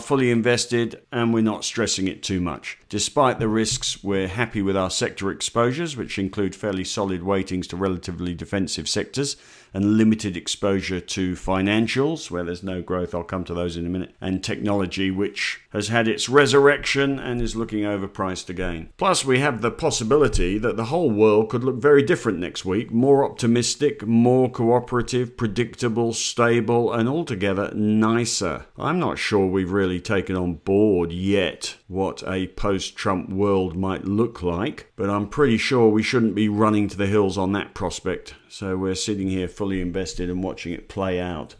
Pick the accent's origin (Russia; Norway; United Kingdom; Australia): Australia; as an Australian investor